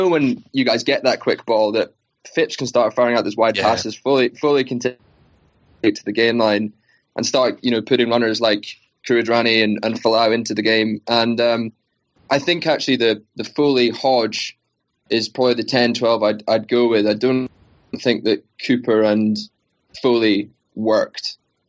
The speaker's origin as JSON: {"language": "English", "region": "Scotland", "country": "United Kingdom", "said": "As a Scot"}